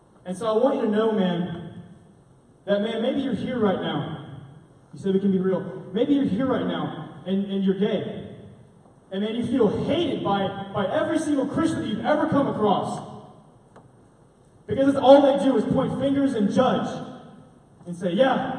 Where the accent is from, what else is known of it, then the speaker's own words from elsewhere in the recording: Arlington, Texas, United States; also born or lived in Granbury, Texas; I grew up in Arlington, Texas. I was born in Granbury, moved to Arlington when I was a baby